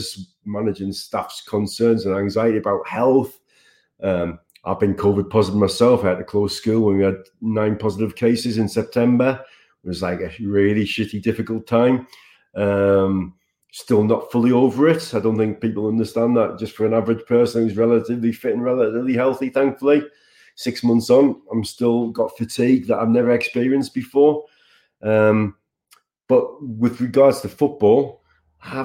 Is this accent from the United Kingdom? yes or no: yes; Sunderland, North East England, United Kingdom; moved away; also born or lived in Dubai; Sunderland, my hometown